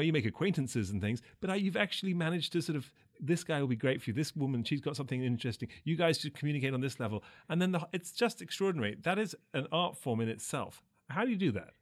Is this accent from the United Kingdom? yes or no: yes; England, United Kingdom; growing up, even as a young Sri, Sri Lankan English boy in England